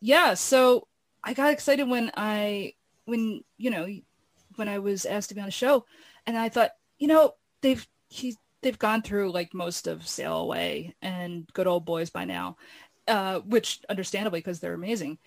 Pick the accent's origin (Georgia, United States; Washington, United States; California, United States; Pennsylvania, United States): Pennsylvania, United States; Philadelphia; The neighborhood I grew up in Philadelphia